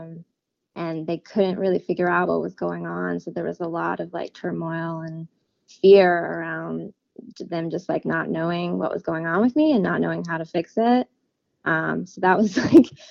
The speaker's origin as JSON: {"language": "English", "town": "Louisville", "region": "Kentucky", "country": "United States", "moved": "as an adult", "lives_now": "Stillwater, United States", "said": "I'm from Louisville, Kentucky. Right now I'm living in Stillwater"}